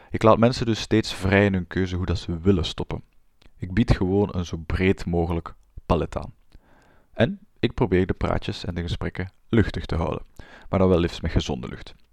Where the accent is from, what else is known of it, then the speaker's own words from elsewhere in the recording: Flanders, Belgium; Ik ben een Vlaamse. Dat had je al kunnen horen aan mijn tongval waarschijnlijk. Ik ben een Vlaamse klinisch psycholoog